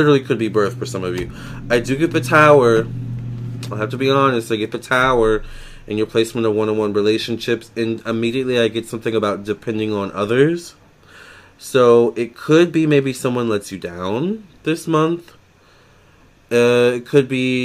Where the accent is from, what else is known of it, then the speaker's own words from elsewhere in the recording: Virginia, United States; I'm from Virginia